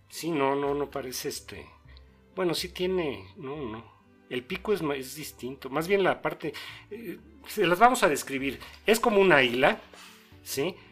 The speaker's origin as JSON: {"language": "Spanish", "country": "Mexico", "said": "Somos, los mexicanos más que nada somos cosmopolitas"}